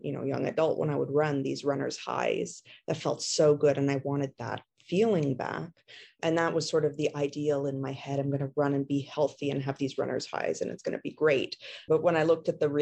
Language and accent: English; Montreal, Quebec, Canada; now in Ontario, Canada; I am originally from Montreal, actually, but have moved out to a smaller town in Ontario